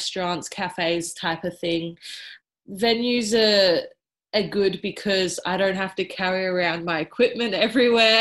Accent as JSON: {"language": "English", "town": "Melbourne", "region": "Victoria", "country": "Australia", "said": "I am from Melbourne, well, South Melbourne, down on the peninsula"}